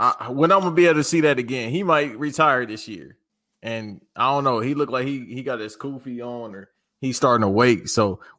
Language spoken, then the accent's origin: English; Los Angeles, California, United States; now in Charlotte, United States; I'm from L.A.